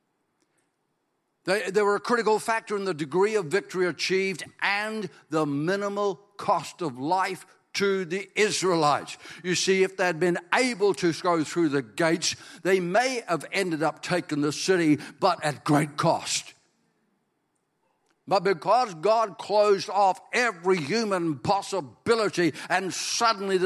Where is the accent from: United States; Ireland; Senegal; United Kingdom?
Ireland; I'm Irish